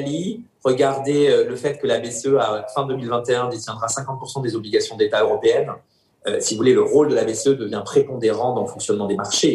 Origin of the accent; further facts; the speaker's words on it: France; now in Germany; je suis français